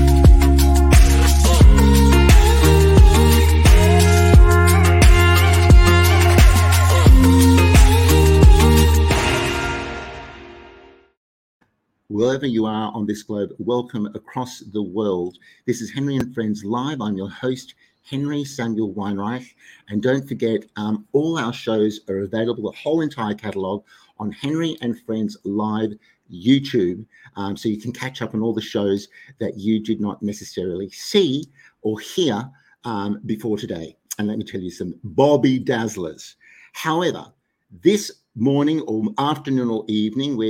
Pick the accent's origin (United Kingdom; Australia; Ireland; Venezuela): Australia; Sydney, New South Wales; in Sydney, my hometown